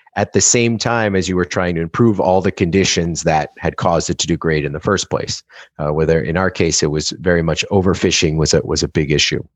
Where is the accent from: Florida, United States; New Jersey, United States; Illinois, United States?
Florida, United States; South; my brother and I grew up in South Florida in a time when it was still pretty rural